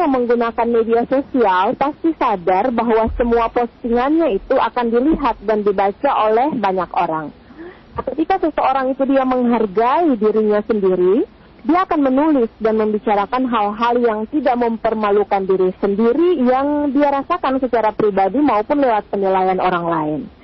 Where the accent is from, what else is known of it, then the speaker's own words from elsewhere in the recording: Maluku, Indonesia; kita orang Maluku